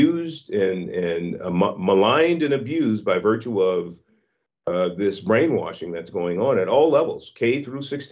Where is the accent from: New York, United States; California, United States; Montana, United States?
California, United States; San Francisco; I was born in San Francisco in the Hunters Point Projects in the 1960s